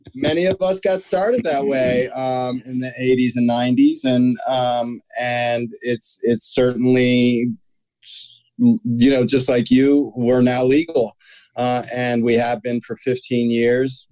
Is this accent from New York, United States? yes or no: no; Washington, District of Columbia, United States; My brother and I, our parents raised us in the Washington, D.C. area.